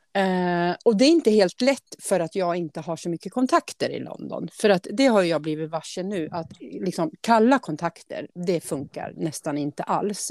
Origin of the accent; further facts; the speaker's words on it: Årby, Sweden; från Årby, där jag är ifrån